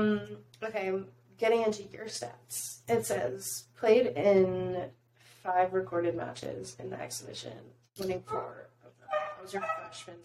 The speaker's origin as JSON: {"language": "English", "region": "Georgia", "country": "United States", "said": "I'm from Georgia"}